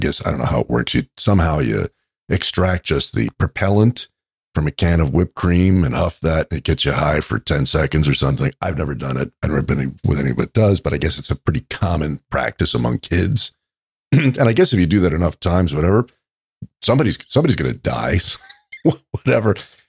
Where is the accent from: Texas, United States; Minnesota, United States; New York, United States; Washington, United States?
New York, United States; Where are you from? And I said, New York.